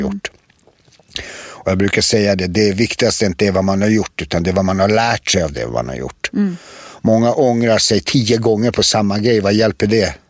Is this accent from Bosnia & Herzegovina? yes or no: yes; Prijedor, Republika Srpska, Bosnia & Herzegovina; Allt började i en by i en stad som heter Predor och byn heter Rasavci